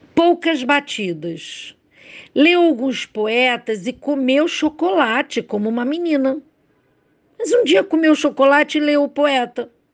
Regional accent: Rio de Janeiro, Brazil; sou do Rio de Janeiro, carioca

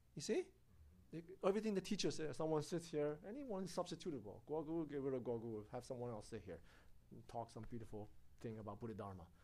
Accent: United States; United States

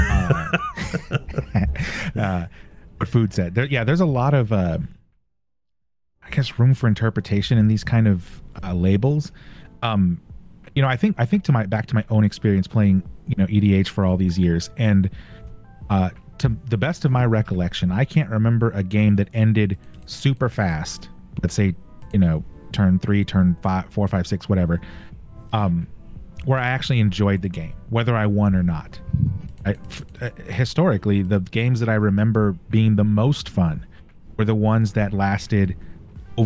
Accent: Texas, United States; now in California, United States; I was born and raised in Texas. I'm now in California

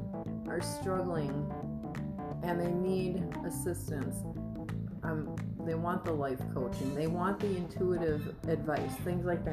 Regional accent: Wisconsin, United States; moved away; I'm from Wisconsin, so yeah, the winters are fucking awful there

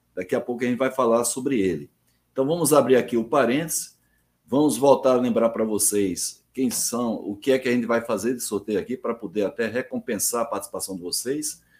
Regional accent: Alagoa Nova, Paraíba, Brazil; also born or lived in João Pessoa; eu sou de Alagoa Nova, no interior da Paraíba, fui para João Pessoa com 12 anos

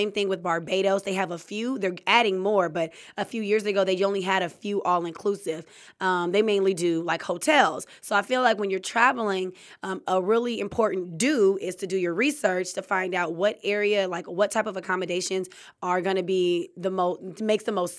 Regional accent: California, United States; I'm from Cali, so we go to like Mexico and back.

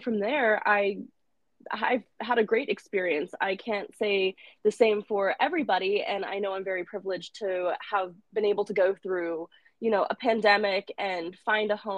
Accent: Oklahoma, United States; moved away as an adult; now in New York City, United States; Growing up in Oklahoma, rural place, very, you know, spread out, not much

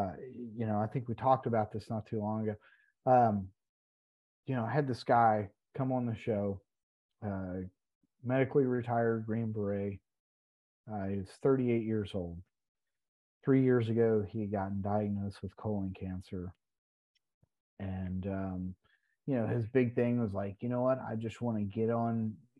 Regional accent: West Virginia, United States; We're both from West Virginia

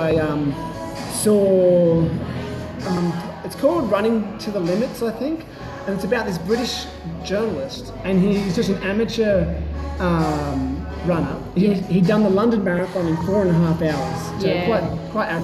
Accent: East Coast, near Wollongong, New South Wales, Australia; moved away; I'm from the East Coast originally. And I actually lived in very close to where she was from

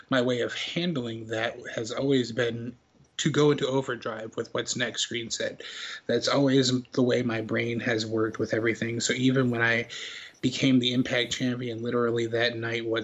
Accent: Canada; But I'm like, yeah, but I'm Canadian.

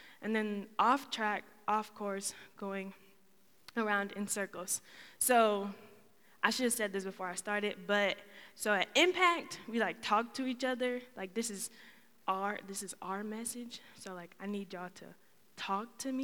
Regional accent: Schaumburg, Illinois, United States; moved away as an adult; now in Muncie, United States; I'm originally from Schaumburg, Illinois

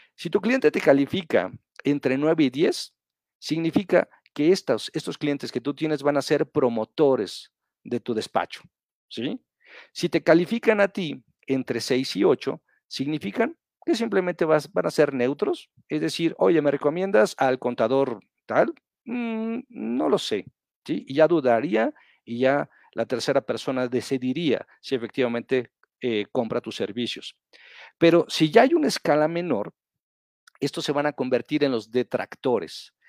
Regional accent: Mexico; nosotros como mexicanos

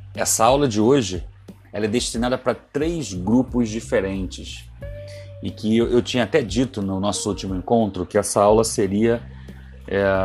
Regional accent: Ceará, Brazil; moved away; also born or lived in São Paulo / Rio de Janeiro; Eu sou cearense

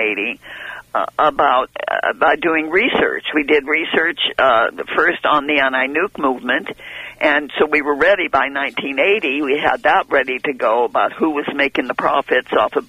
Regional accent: San Luis Obispo, California, United States; moved away; I came from San Luis Obispo

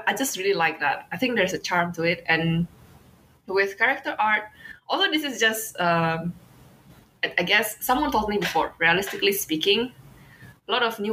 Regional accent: Indonesia; it reminds me of this from my home country

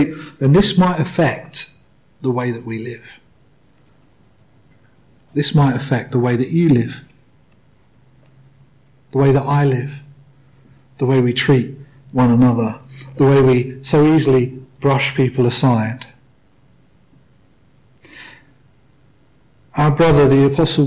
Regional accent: United Kingdom; I say that as a British man.

